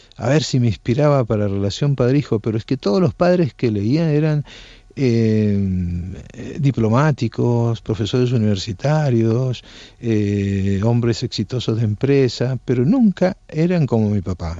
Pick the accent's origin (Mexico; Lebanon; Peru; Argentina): Argentina; moved away as an adult; also born or lived in Naples, Italy / Colombia; now in Barcelona, Spain; yo nací en Nápoles y como el personaje emigré a la Argentina siendo pequeño